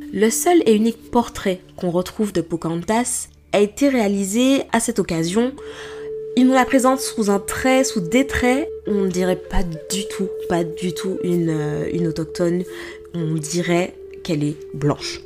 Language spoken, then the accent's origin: French; Martinique, France; moved away; en tant que Martiniquaise